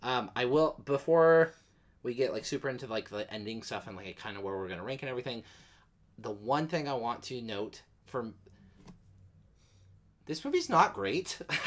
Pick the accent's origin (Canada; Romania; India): Canada; I'm Canadian